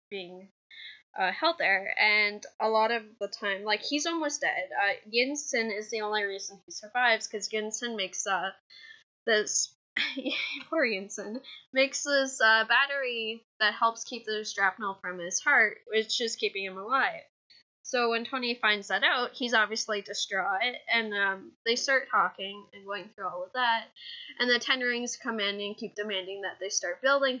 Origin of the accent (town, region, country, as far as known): Canada